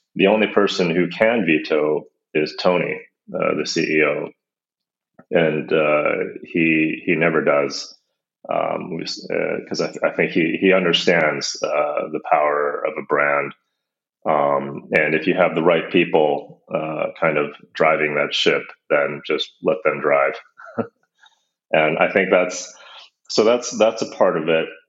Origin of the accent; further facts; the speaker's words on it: United States; now in Copenhagen, Denmark; I'm actually American. I live in uh, Copenhagen.